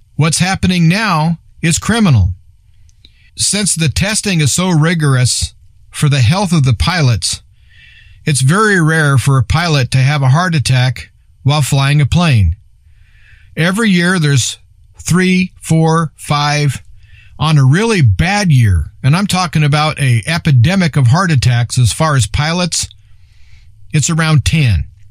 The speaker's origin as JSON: {"language": "English", "region": "Nebraska", "country": "United States", "said": "I'm from Nebraska"}